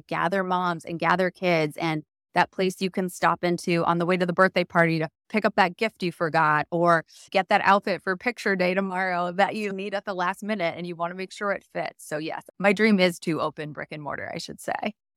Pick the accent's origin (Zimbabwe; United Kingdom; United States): United States; Chicago, Illinois; also born or lived in Wisconsin; now in New York, United States; I grew up in the Chicago suburbs